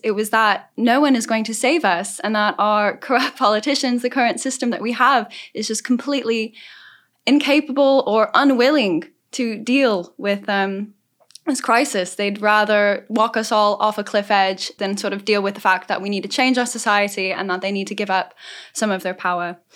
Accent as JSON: {"language": "English", "region": "Southern California", "country": "United States", "tie": "born or raised there", "said": "I'm from Southern California, so I've grown up in the middle of the climate crisis"}